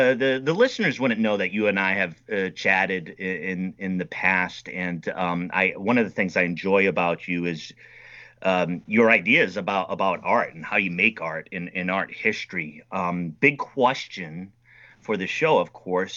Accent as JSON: {"language": "English", "country": "United States", "said": "I'm an American over here"}